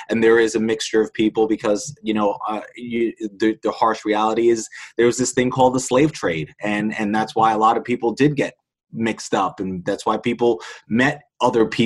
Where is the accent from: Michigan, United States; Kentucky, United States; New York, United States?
New York, United States; Queens; you know, I am a kid from Queens.